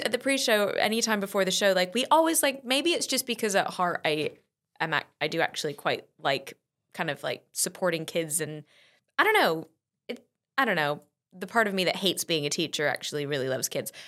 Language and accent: English; San Diego, California, United States; born or raised there; also born or lived in St Albans, England